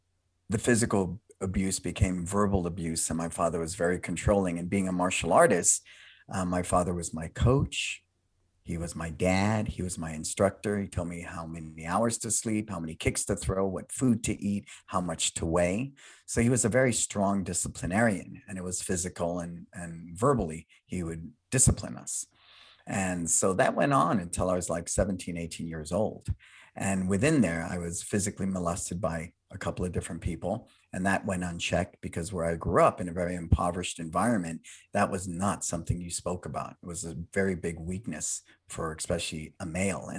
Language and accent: English; San Francisco, California, United States; I was born and raised in San Francisco